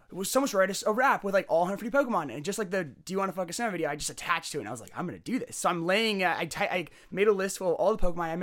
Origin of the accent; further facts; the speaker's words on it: Alberta, Canada; I grew up in Alberta near your house.